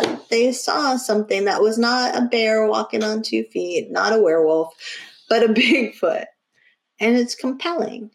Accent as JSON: {"language": "English", "town": "Bedford", "region": "New Hampshire", "country": "United States", "tie": "born or raised there", "said": "I grew up in Bedford, New Hampshire"}